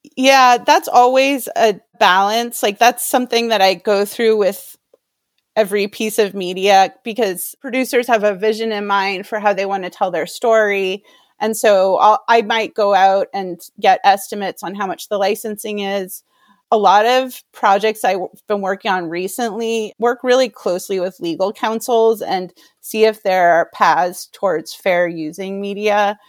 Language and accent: English; Maine, United States; I grew up in Maine, and I was working in Portland, Maine, in television production